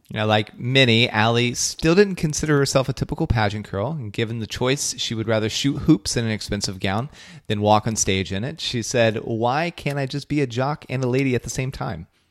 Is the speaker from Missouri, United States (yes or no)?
no; Belpre, Ohio, United States; That's my home state